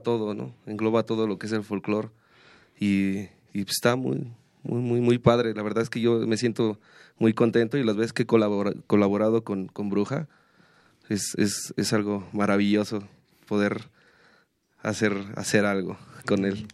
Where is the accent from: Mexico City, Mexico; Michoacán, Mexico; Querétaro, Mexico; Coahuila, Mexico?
Querétaro, Mexico; yo soy queretano, yo vivo, vivo en Querétaro